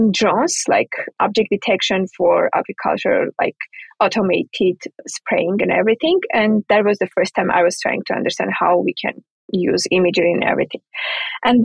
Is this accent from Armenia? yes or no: yes; Armenia; moved away; I'm from Armenia originally.